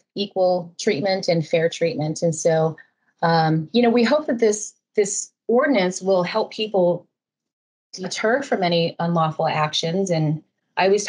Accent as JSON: {"language": "English", "town": "Winslow", "region": "Arizona", "country": "United States", "tie": "born or raised there", "moved": "yes", "lives_now": "Scottsdale, United States", "said": "my hometown of Winslow"}